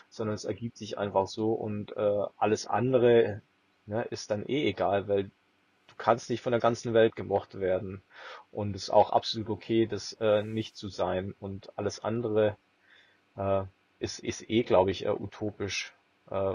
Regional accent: Swabia, Germany; wenn du aus dem tiefsten München oder tiefsten bayerischen Dorf oder schwäbischen Dorf, wo ich herkomme, dann mal nach Berlin gehst

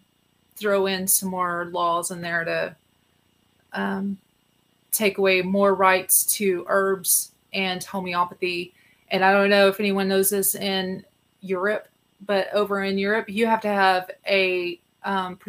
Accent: Texas, United States; I'm a Texan.

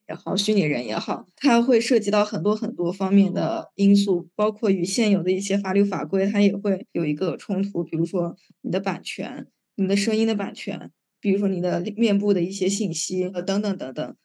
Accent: China; 我们国家

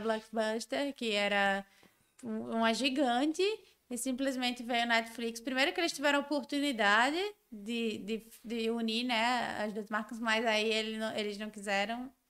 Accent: Natal, Rio Grande do Norte, Brazil; also born or lived in São Paulo; eu sou nordestina tenho orgulho de ser nordestina, de ter vindo de Natal

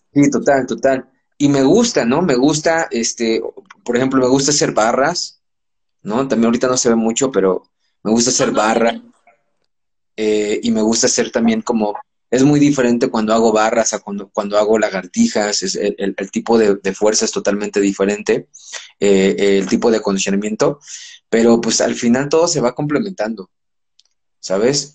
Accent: Los Angeles, California, United States; moved away as an adult; also born or lived in Puebla, Mexico; now in Mexico City, Mexico; nací en México, pero crecí en Los Ángeles y ahora llevo 15 años viviendo en México

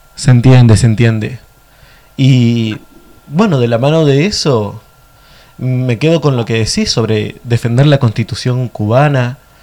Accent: Argentina; nosotros como pueblo argentino

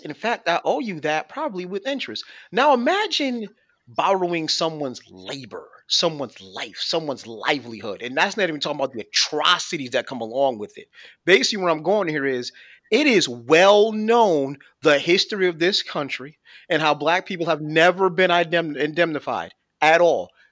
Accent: Buffalo, New York, United States; moved away; I'm originally from Buffalo

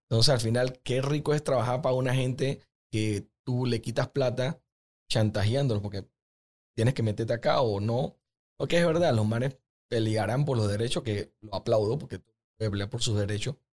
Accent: Panama; nosotros como panameños que lastimosamente nuestro promedio de educación no es tan alto

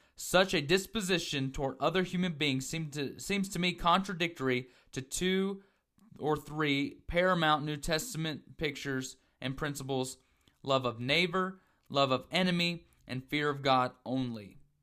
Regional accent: the South, United States; growing up in the South, as myself

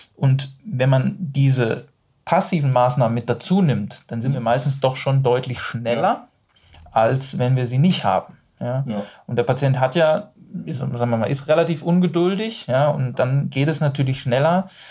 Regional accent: Duisburg, North Rhine-Westphalia, Germany; ich bin ja aus dem Rheinland, also ich bin ja aus Duisburg

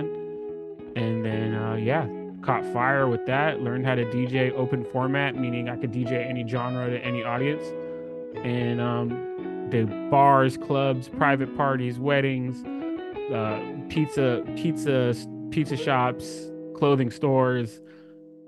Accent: California, United States; I'm born and raised in California

